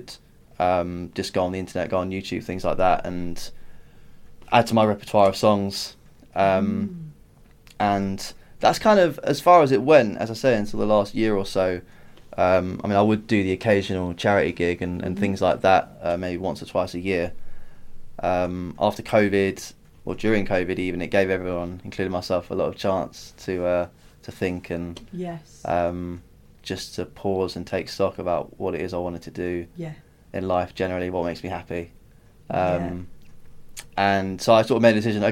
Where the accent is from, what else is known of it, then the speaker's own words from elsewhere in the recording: United Kingdom; also born or lived in Ireland (ancestry); I'm from an Irish family, but you know, I'm lived in London and Kent all my life.